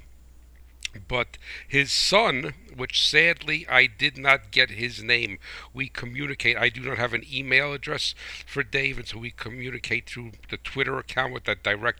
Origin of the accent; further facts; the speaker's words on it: New Jersey, United States; accent: New Jersey; my New Jersey accent